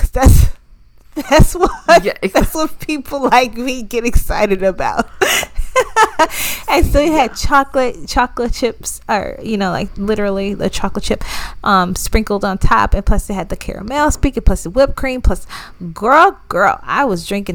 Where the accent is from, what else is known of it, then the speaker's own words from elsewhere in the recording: the South, United States; We're from the South